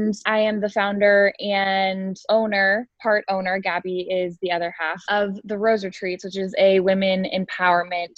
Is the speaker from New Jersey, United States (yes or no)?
no; Columbus, Ohio, United States; I am 24 and I am from Columbus, Ohio.